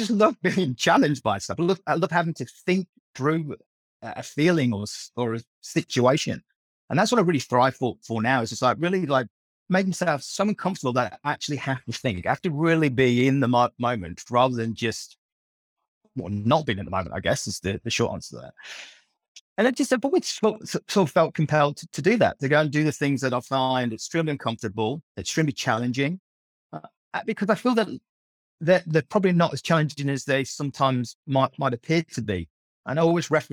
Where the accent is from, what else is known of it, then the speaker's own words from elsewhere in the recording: Leicestershire, East Midlands, United Kingdom; moved away as an adult; now in Australia; I was brought up in a tiny little village in the centre of England, a place called Leicestershire